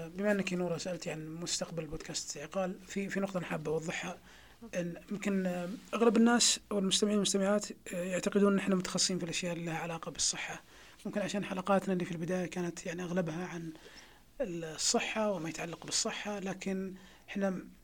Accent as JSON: {"language": "Arabic", "country": "Saudi Arabia", "said": "عندنا في السعوديه"}